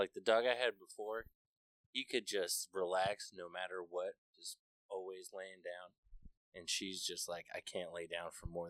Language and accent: English; New Mexico, United States; moved away as an adult; now in Mount Pleasant, United States; I'm from New Mexico